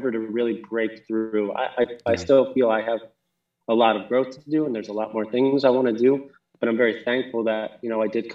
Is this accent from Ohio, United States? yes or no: no; Jackson, Wyoming, United States; also born or lived in New Jersey; I always call Wyoming home, even though I spent, you know, my first 11 years in New Jersey